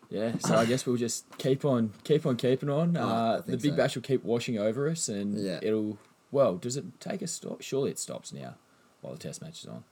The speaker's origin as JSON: {"language": "English", "country": "Australia", "said": "as an Australian, you just want roads."}